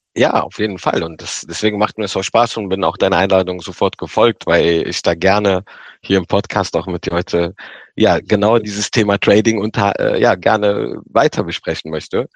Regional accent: Rhineland, Germany; da habe ich mir so als Rheinländer gesagt

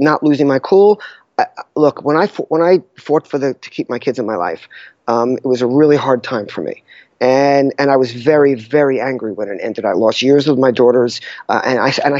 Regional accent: New York, United States; I'm a classic type A New Yorker

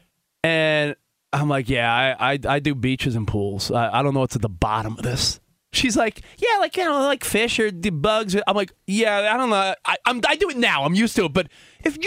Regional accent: New York, United States; moved away as an adult; now in Los Angeles, United States; I grew up in New York. I'm like a city kid that now lives in like the suburbs of L.A.

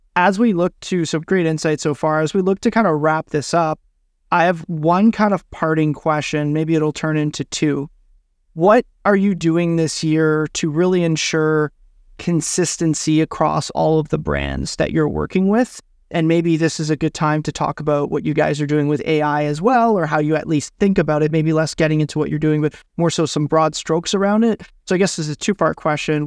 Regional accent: Ottawa, Ontario, Canada; the university in my hometown

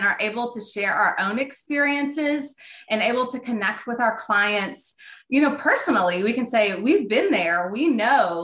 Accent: Northwest Arkansas, United States; I grew up here in Northwest Arkansas, and my family, we were dairy farmers

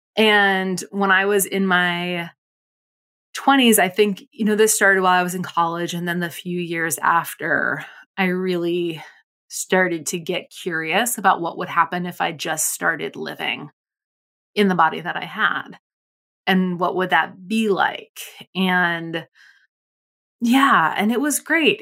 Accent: Provincetown, Massachusetts, United States; I grew up in Provincetown in, on Cape Cod

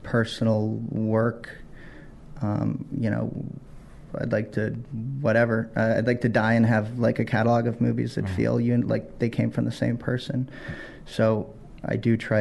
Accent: Virginia, United States; moved away as an adult; also born or lived in New York; I grew up in Virginia

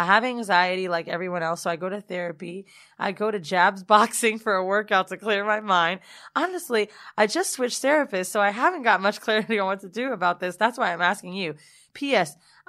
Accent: Bronx, New York, United States; now in Arizona, United States; I'm from the Bronx, but currently live in Arizona.

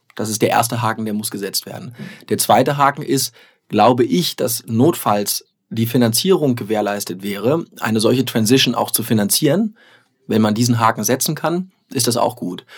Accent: Germany; ich persönlich als Deutscher

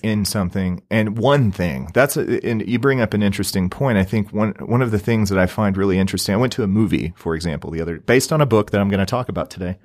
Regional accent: Southeast Missouri, United States; now in Utah, United States; I'm originally from Southeast Missouri, right on the Mississippi River

